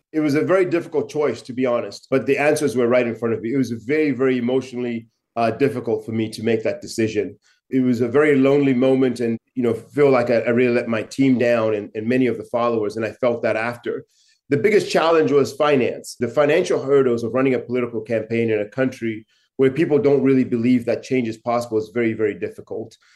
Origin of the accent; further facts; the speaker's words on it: Chinhoyi, Mashonaland West, Zimbabwe; my hometown in Chinoy